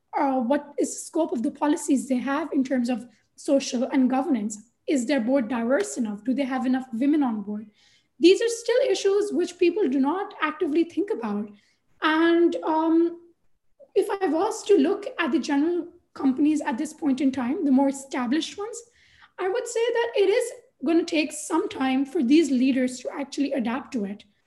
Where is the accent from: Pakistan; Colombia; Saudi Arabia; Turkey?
Pakistan; also born or lived in London, United Kingdom; now in Karachi, Pakistan; when I came back from London to work in Pakistan